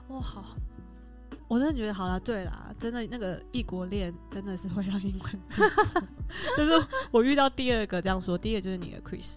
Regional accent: Taiwan; 跟我都是台湾人

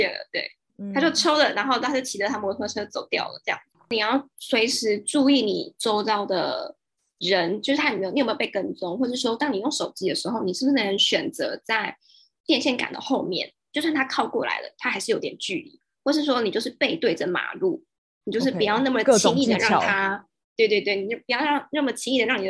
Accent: Taiwan; moved away as an adult; now in Vietnam; 我觉得身为台湾人在越南那边蛮幸运的是，我们在那边没有遇到歧视

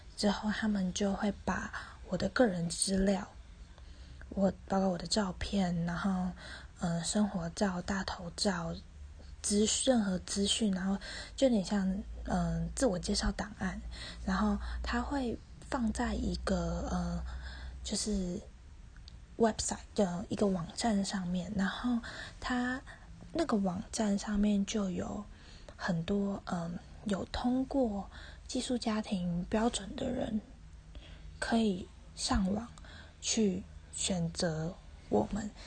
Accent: Taiwan; moved away as an adult; 我爸爸妈妈都是台湾人，土生土长，然后我也是。然后下面还有个弟弟

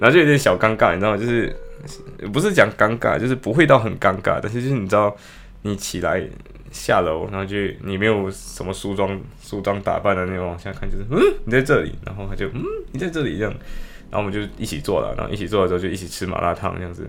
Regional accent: Malaysia; now in Liverpool, United Kingdom; 我不是武汉人，就是马，两个马来西亚人

